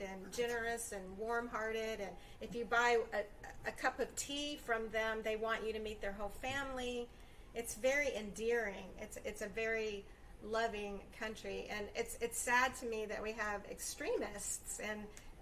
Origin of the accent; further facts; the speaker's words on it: Ocala, Florida, United States; I'm a country girl at heart. I'm from Ocala.